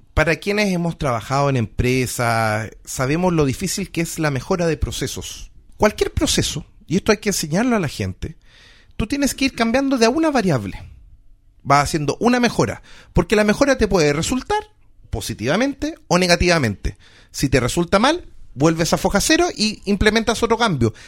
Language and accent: Spanish; Antofagasta, Chile; now in Santiago, Chile; Yo provengo, por ejemplo, de Antofagasta.